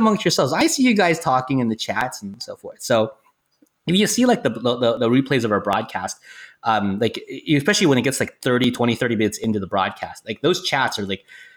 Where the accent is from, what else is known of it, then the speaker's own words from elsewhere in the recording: Silicon Valley, California, United States; now in Los Angeles, United States; I grew up in the Silicon Valley area and I moved down to LA to become a screenwriter.